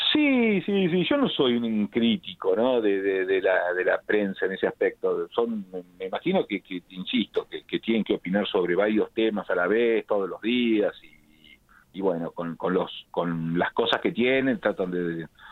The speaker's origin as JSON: {"language": "Spanish", "town": "La Plata", "region": "Buenos Aires Province", "country": "Argentina", "tie": "born or raised there", "said": "como yo soy de La Plata, cuando éramos chicos aprendimos a leer con el diario El Día"}